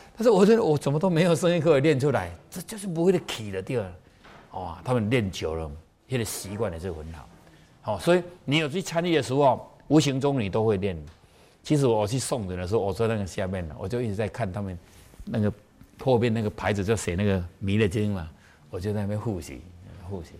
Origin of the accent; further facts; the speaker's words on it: Taiwan; 我们台湾人是最会算的，我们都加一岁